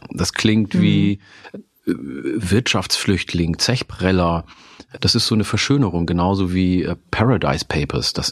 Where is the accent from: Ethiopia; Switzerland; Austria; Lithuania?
Ethiopia; Oromia; now in Germany; in meiner Heimat, äh, in meiner ursprünglichen Heimat in Oromia, isst man nämlich auch Grünkohl.